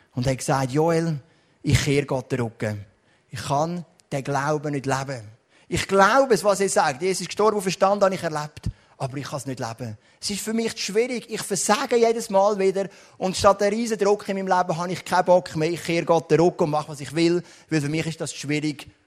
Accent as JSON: {"language": "German", "country": "Switzerland", "tie": "born or raised there", "said": "bin ich aufgewachsen in Rockkreuz"}